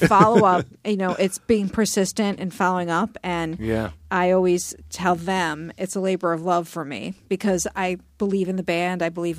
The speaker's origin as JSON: {"language": "English", "town": "Rochester", "region": "New York", "country": "United States", "tie": "born or raised there", "also_born_or_lived": "Boston, Massachusetts", "moved": "yes", "lives_now": "Florida, United States", "said": "I'm born and raised in Rochester, New York"}